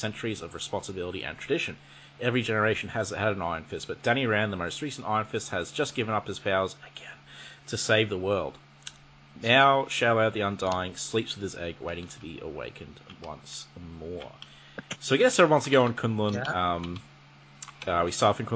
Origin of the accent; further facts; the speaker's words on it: Australia; I'm from Australia